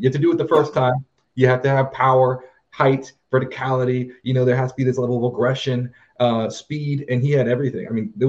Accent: Texas, United States; I'm from Texas

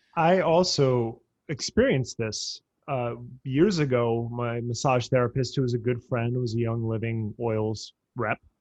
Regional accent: New Jersey, United States; I grew up in New Jersey and I grew up down the shore

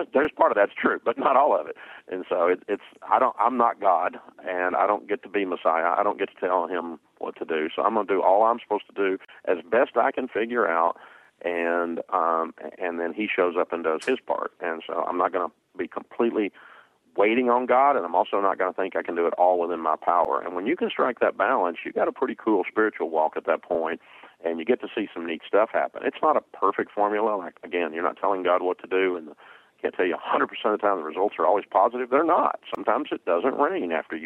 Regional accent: the South, United States; growing up in the South, my daddy always called it horse sense.

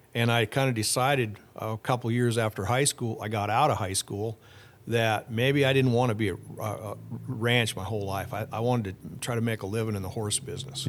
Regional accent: Fort Pierre, South Dakota, United States; Well, I grew up in South Dakota. Uh, I was born in Fort Pierre, so right there on the Missouri River. And then I grew up on a ranch forty-five miles north of Fort Pierre

